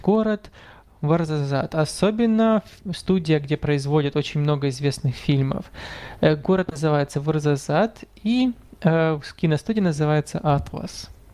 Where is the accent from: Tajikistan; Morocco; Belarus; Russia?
Morocco; о Марокко, о моей прекрасной стране